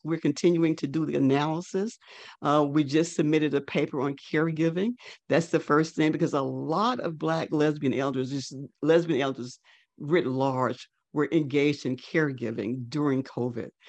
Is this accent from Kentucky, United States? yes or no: no; North Mississippi, United States; now in Atlanta, United States; I was a 14 year old Black girl child growing up in North Mississippi